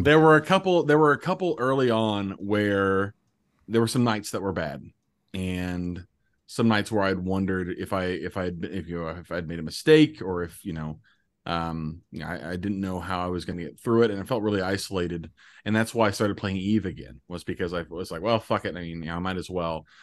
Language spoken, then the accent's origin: English; Indianapolis, Indiana, United States; moved away as an adult; I'm from Indianapolis originally